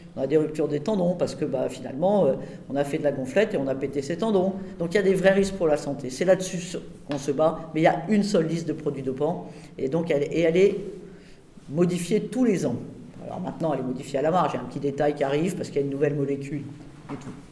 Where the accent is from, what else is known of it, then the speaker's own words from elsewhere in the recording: Rouen, Normandy, France; je suis de Rouen